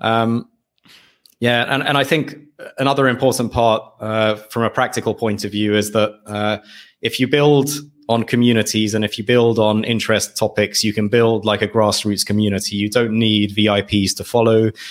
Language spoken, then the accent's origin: English; United Kingdom; moved away as an adult; now in Hungary; my parents decided to move to the U K, uh, for, yeah, for, for job, job opportunities. And that's where I grew up